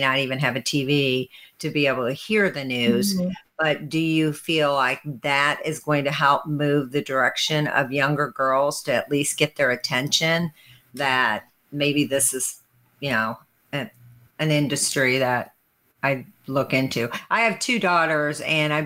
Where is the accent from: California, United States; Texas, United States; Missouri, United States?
Missouri, United States; St. Louis; I'm from St. Louis